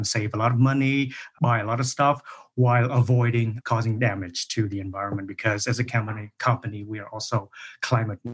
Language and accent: English; Vietnam; moved away as an adult; also born or lived in Germany / Cyprus; in Vietnam, my home country. And then after graduating from that program, I moved to Germany